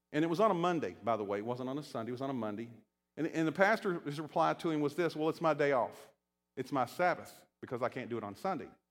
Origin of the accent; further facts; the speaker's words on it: Shenandoah Valley, Virginia, United States; moved away; I'm from Virginia, and I grew up, uh, you know, in the Shenandoah Valley